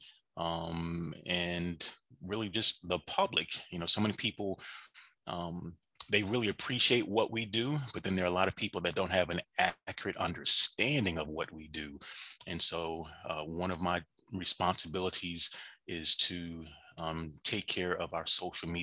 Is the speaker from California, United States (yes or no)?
no; Washington, D.C. / suburbs of Maryland, United States; moved away as an adult; now in Atlanta, United States; I am actually from Washington, D.C. That is, the DMV is home for me. Grew up in the suburbs of Maryland, probably in grade school, and moved down to Atlanta back in 2003-ish